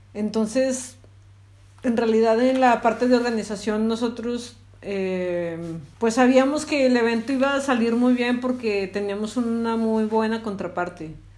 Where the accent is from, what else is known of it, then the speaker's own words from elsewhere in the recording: Zacatecas, Mexico; soy de Zacatecas